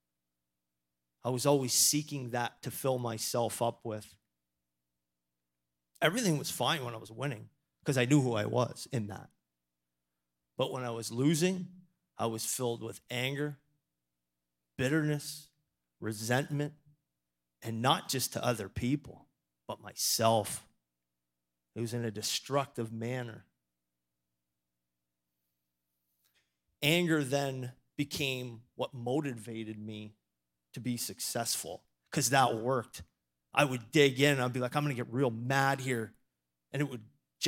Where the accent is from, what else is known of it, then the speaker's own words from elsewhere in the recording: Toronto, Ontario, Canada; moved away as an adult; also born or lived in Maine, United States; now in Erie, United States; I was really fortunate enough to grow up in Toronto